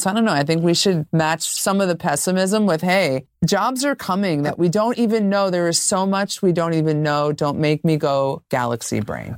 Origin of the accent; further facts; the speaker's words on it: New York, United States; I'm a New Yorker through and through